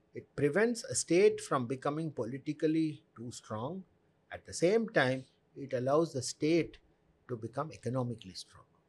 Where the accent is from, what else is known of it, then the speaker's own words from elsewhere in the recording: South India, India; I am not from UP, I am from the south.